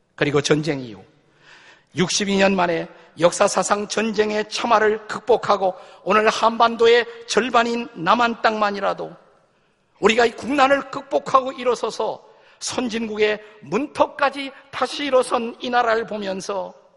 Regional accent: South Korea; 우리 한국 사람은

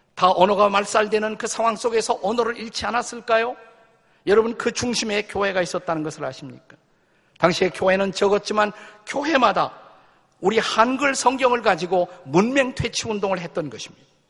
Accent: South Korea; 우리 한국 사람은

